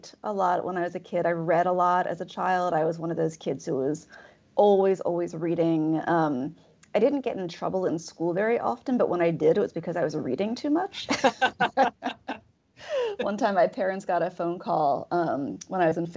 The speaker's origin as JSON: {"language": "English", "region": "Delaware", "country": "United States", "tie": "born or raised there", "also_born_or_lived": "Pennsylvania / Ohio / Missouri", "moved": "as an adult", "lives_now": "Starkville, United States", "said": "I was born in Delaware, and I grew up there"}